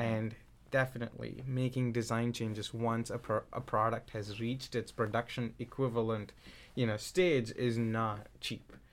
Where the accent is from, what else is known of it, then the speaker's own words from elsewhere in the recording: India; moved away; growing up in India, my mom's a doctor